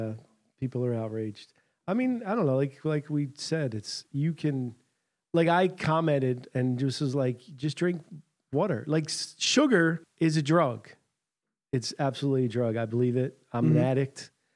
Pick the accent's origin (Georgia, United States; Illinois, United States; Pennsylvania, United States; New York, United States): Pennsylvania, United States; Philadelphia; I'm from Philly.